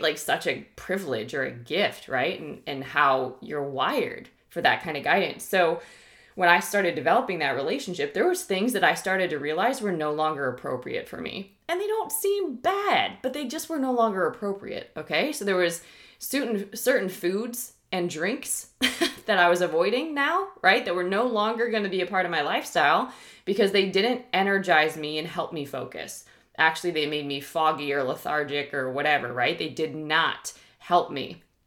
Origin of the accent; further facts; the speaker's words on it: Ohio, United States; now in Texas, United States; I'm from Ohio originally